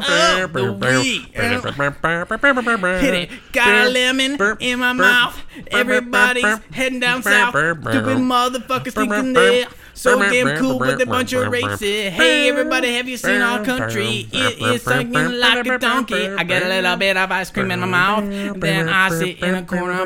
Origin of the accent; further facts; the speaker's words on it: the South, United States; we're from the South